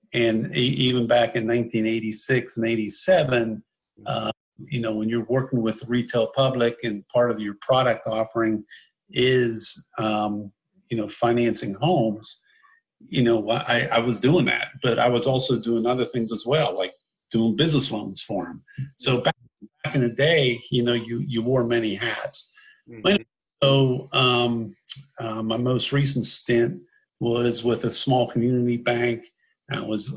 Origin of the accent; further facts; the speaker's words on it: Pittsburgh, Pennsylvania, United States; also born or lived in Charlotte, North Carolina; now in Lake Norman area, United States; I grew up in Pittsburgh